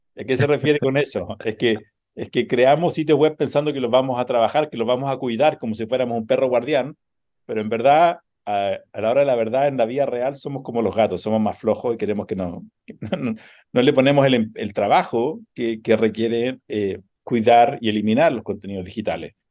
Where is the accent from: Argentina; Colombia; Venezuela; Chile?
Chile; moved away as an adult; also born or lived in United States; now in New York, United States; crecí en Chile